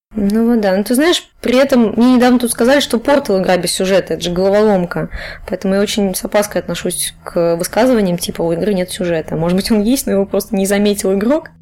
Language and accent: Russian; Cheboksary, Chuvash Republic, Russia; moved away as an adult; also born or lived in Saint Petersburg; я из Чебоксар, такой маленький город на Волге